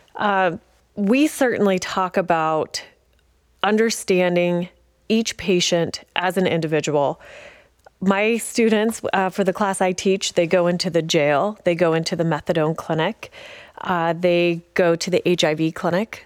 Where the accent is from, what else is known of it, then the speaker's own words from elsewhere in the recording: Paonia, Colorado, United States; also born or lived in Grand Junction, Colorado; I am a Western Slope native, uh, born and raised in Peonia